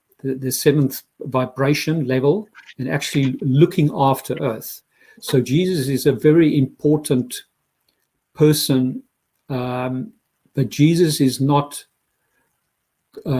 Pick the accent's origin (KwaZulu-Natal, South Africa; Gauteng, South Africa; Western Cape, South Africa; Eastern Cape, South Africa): Gauteng, South Africa; Pretoria; moved away as an adult; also born or lived in London; now in Dublin, Ireland; I grew up in Pretoria, South Africa, most probably the most conservative Christianity that you can have on earth